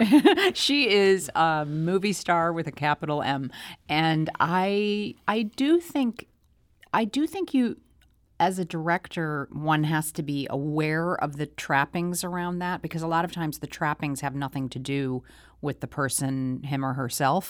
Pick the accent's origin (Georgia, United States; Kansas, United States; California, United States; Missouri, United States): Missouri, United States; St. Louis; growing up in Saint Louis.